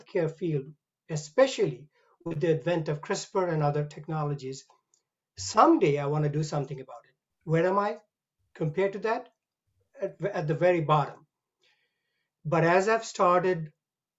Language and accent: English; India; moved away as an adult; You can tell I come from India. I was 25 years old when I left the country